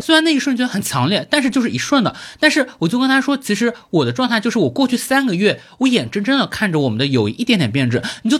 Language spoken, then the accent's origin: Chinese; China; 出生在中国甚至 GDP 偏高的一个地区。但是我从小到大，因为视野太狭隘了，我的所有的世界就是我们那个市，比如说叉叉市